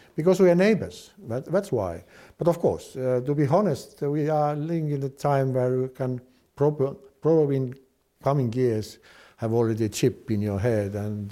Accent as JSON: {"language": "English", "town": "Tartu", "region": "Tartu County", "country": "Estonia", "said": "I'm from Tartu"}